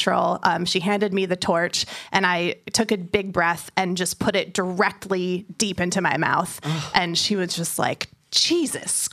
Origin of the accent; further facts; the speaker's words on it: San Francisco, California, United States; I'm from San Francisco, and in the Bay Area